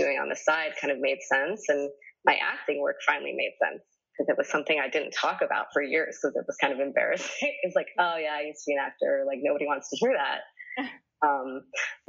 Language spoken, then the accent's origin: English; East Coast, United States; moved away as an adult; also born or lived in New York; now in Los Angeles, United States; I'm from the East Coast, and I started off as an actor